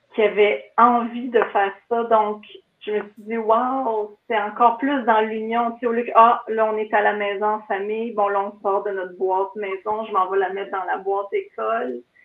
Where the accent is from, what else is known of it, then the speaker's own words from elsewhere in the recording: Kiamika, Quebec, Canada; je viens de Mont-Laurier, d'un petit village de Kamika, près de Mont-Laurier.